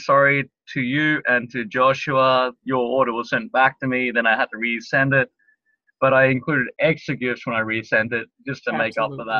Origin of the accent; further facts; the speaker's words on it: Queensland, Australia; moved away as an adult; now in Tokyo, Japan; I'm from Australia, from Queensland, Australia. I moved to Tokyo about 10 years ago, and I've been living in Tokyo for the last 9 to 10 years.